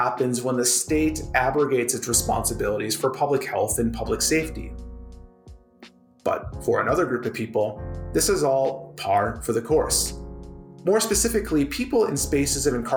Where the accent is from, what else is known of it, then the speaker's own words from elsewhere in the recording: Minnesota, United States; now in Canada; My home state of Minnesota